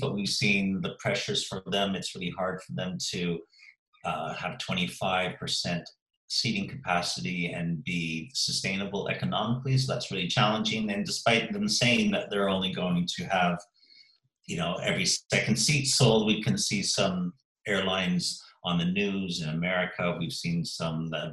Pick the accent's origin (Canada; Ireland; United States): Canada; also born or lived in Sheffield, England; now in Eastbourne, United Kingdom; my home country, Canada